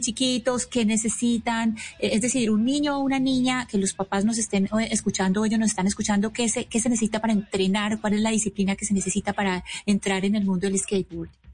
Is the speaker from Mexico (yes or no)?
no; Colombia; nacimos en Colombia